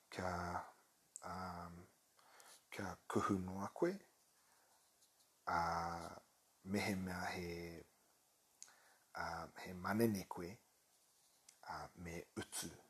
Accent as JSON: {"language": "Māori", "country": "New Zealand", "second_language": "Māori", "said": "he kamu pōtiana taku māma, he Pākehā taku pāpa. Uh, no Aotearoa ahau"}